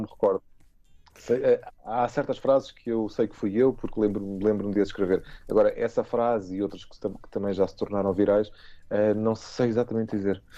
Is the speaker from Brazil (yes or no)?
no; Portugal; nós somos portugueses